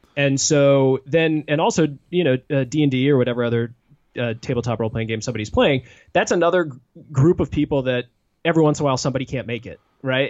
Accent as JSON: {"language": "English", "area": "Washington, D.C. area", "region": "Virginia", "country": "United States", "tie": "born or raised there", "moved": "as an adult", "lives_now": "Madison, United States", "said": "I grew up in the Washington, D C area in Virginia"}